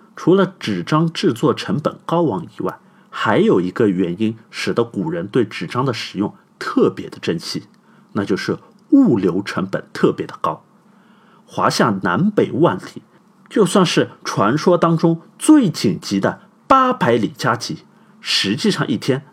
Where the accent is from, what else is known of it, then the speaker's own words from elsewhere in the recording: China; 我们中国人最早成型的沟通就是一卷卷沉重的竹简